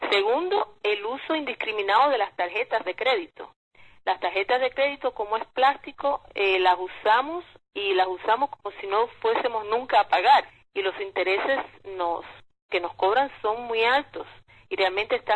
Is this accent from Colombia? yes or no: no; Cuba; now in United States; pero como inmigrante latina, cubana, que soy, hablo por supuesto desde mi experiencia propia aquí en los Estados Unidos.